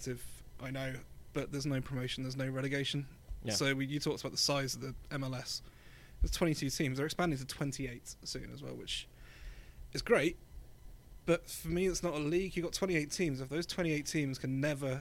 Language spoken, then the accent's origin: English; Bournemouth, South West England, United Kingdom; also born or lived in London; I'm from London, but I spent a lot of my childhood in a place called Bournemouth on the south coast of England